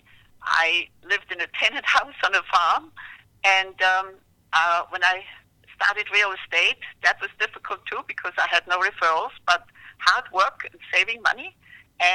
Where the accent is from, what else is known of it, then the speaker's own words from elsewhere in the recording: Leoben, Styria, Austria; moved away as an adult; also born or lived in Vienna, Austria; now in Falls Church, United States; I was born in Vienna, Austria. My mother was Viennese. But I really grew up in this small town at the time, about 40,000 inhabitants of Leoben, which is in the central province of Styria